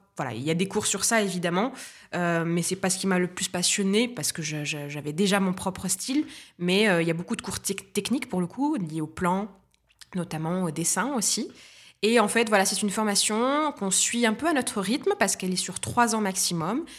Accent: Tunisia; moved away as an adult; also born or lived in Paris, France; now in Nice, France; je suis tunisienne, franco-tunisienne, je suis née en Tunisie, j'y ai passé 18 ans de ma vie, mes 18 premières années

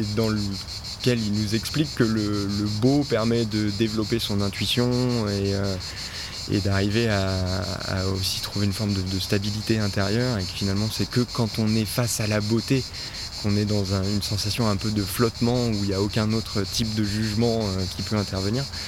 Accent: Les Deux Alpes, Auvergne-Rhône-Alpes, France; moved away as an adult; now in Gulf of Saint-Tropez, France; je suis originaire des deux Alpes en Oisan. donc j'ai passé les 20 premières années de ma vie euh, dans, le, massif des Alpes au pied du parc des Écrins

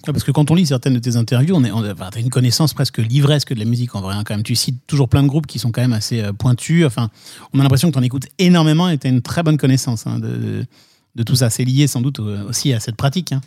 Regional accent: Nancy, Grand Est, France; je viens de Nancy

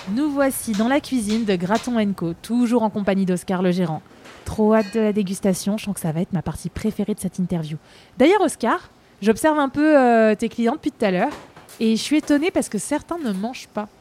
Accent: Paris, Île-de-France, France; je suis parisienne, pur produit parisien, moi. Je suis née à Paris, j'ai vécu à Paris, j'ai jamais quitté Paris

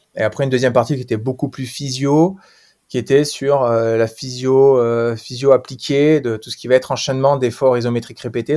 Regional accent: Pau, Nouvelle-Aquitaine, France; je suis palois, donc petite région du, euh, sud-ouest.

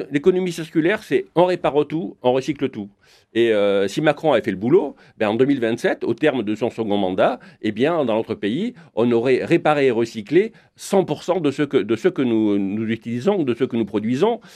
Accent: France; chez moi, en France

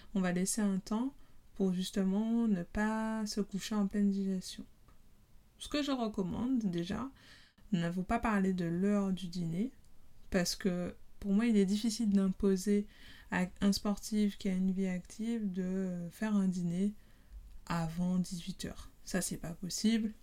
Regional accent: Guadeloupe; je suis guadeloupéenne

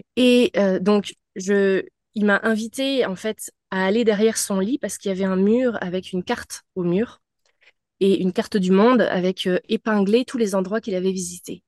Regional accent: France; moved away as an adult; now in Montreal, Canada; je suis française euh, d'origine, mais j'habite depuis 14 ans euh, au Québec, à Montréal

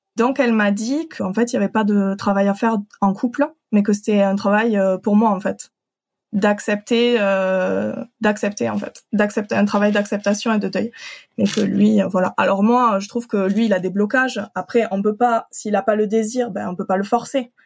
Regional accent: Occitania, France; je viens de d'Occitanie, du sud de la France.

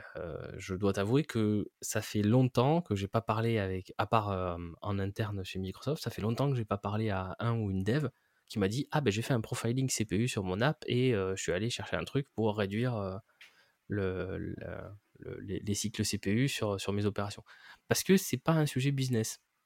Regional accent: France; en tant que Français

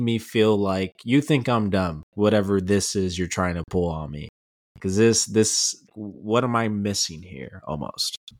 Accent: El Paso, Texas, United States; growing up in El Paso

